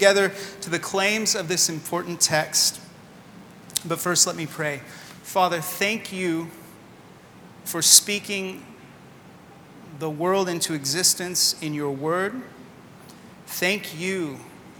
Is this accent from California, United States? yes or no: yes; California, United States; moved away as an adult; also born or lived in Sydney, Australia; now in Washington, D.C., United States; We're originally from California and moved most recently from Sydney, Australia